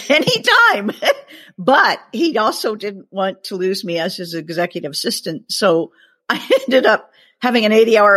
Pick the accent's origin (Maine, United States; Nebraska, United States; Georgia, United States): Nebraska, United States; Omaha; I was born and raised in Omaha, Nebraska